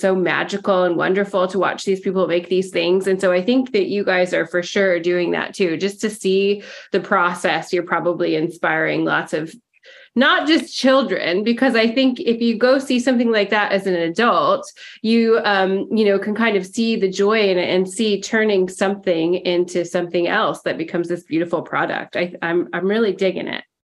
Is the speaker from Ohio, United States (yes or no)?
no; Mount Hood, Oregon, United States; I grew up on Mount Hood